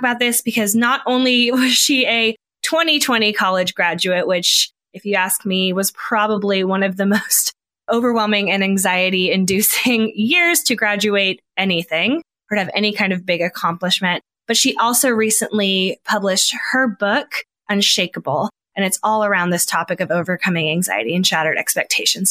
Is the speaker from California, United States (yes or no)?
yes; Bay Area, California, United States; moved away; I'm from the Bay Area originally